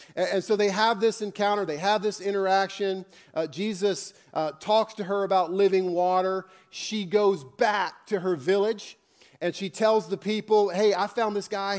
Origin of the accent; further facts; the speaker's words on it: Northern Virginia, United States; I grew up in Northern Virginia